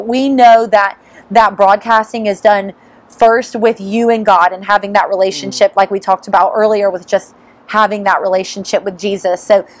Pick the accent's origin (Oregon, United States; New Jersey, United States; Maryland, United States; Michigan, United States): Michigan, United States; Detroit; I'm not from here. I'm from Michigan, Detroit.